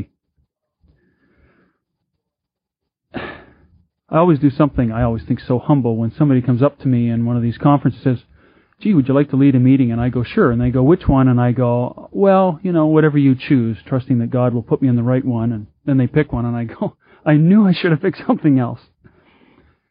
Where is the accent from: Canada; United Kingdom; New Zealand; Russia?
Canada; Vancouver, British Columbia; I'm from Vancouver, British Columbia, in Canada.